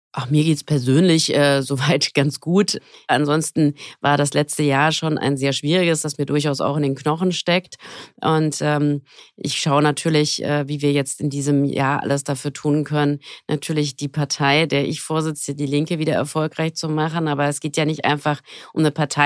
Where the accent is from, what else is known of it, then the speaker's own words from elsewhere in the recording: Frankfurt am Main, Hesse, Germany; Ich komme aus Frankfurt am Main.